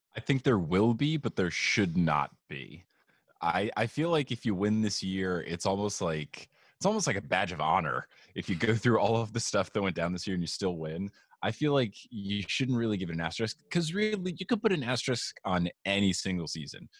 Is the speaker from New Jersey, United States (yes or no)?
yes; New Jersey, United States; I grew up in a, in a very Italian part of New Jersey